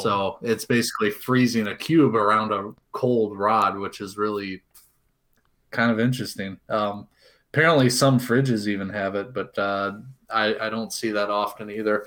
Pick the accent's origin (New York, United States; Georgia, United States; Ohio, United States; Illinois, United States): Ohio, United States; Cincinnati; moved away; I'm originally from Cincinnati